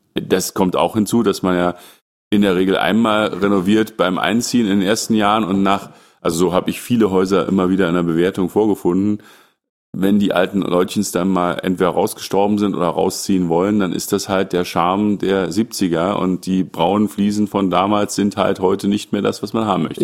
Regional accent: the East, East Germany, Germany; ich bin ja im Osten groß geworden

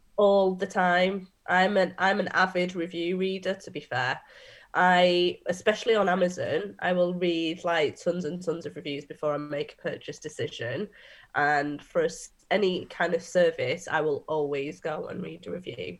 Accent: Manchester, North West England, United Kingdom; I'm a Mancunian

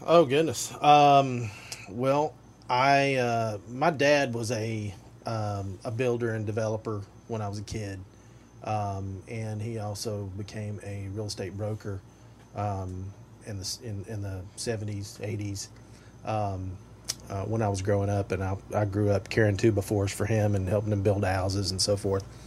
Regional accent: Tri-Cities area, East Tennessee, United States; moved away; I grew up in East Tennessee in the Tri Cities area

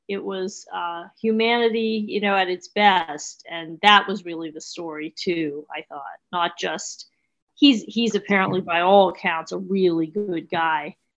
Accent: Pittsburgh, Pennsylvania, United States; moved away; I'm from Pittsburgh originally

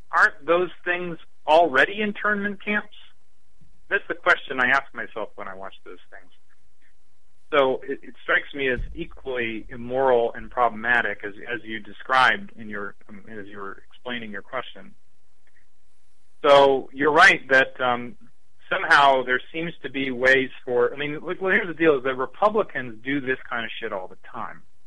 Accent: Lakewood, Ohio, United States; also born or lived in Cleveland, Ohio; I'm from Lakewood, the first suburb west

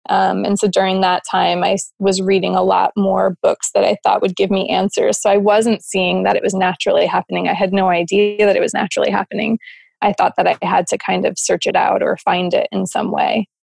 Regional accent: New Jersey, United States; moved away as an adult; also born or lived in Arizona; I was probably about 20, and I moved out west with my friends. So I moved from New Jersey to Arizona, which was a pretty big difference.

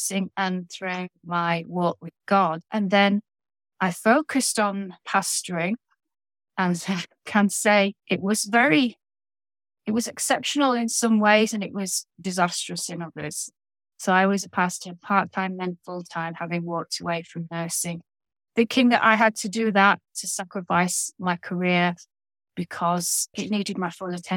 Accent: Lancashire, North West England, United Kingdom; now in Yorkshire, United Kingdom; having been born in Lancashire on the other side of the Pennines, which is a row of hills between, well, down the spine of the country, I've given up on my Lancashire roots and gone over to the other side

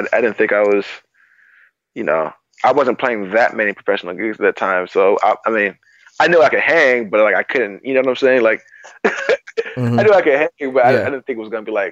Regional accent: New York City, New York, United States; I grew up in Queens, so we had, like, main streets

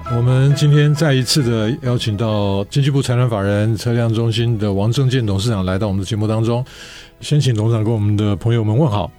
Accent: Taiwan; 我们台湾人

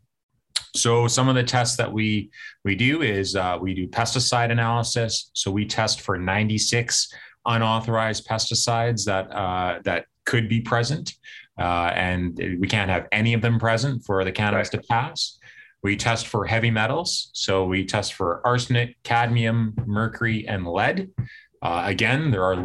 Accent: Winnipeg, Manitoba, Canada; BioCision Pharma in Winnipeg here, my hometown

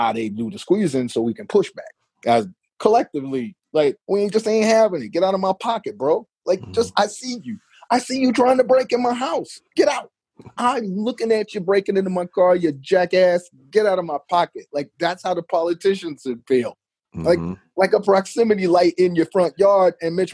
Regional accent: Chicago, Illinois, United States; I come from the ghetto of Chicago, man. I'm from Inglewood with an E, not an I.

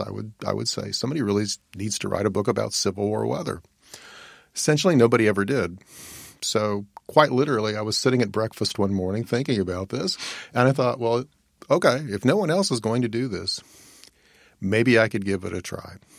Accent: Virginia, United States; When I was a kid growing up in Virginia, my grandparents owned a farm

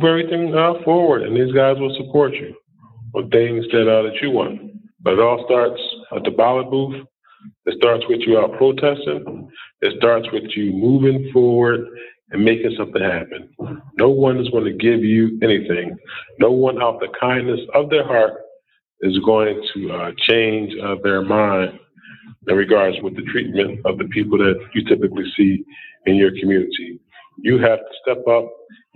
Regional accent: Philadelphia, Pennsylvania, United States; I was born and raised in Philadelphia

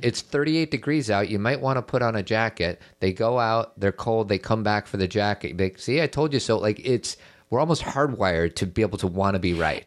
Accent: Chicago, Illinois, United States; now in Elmhurst, United States; grew up in Chicago in a nice part of Chicago, not like downtown crazy Chicago. And I now live in Elmhurst.

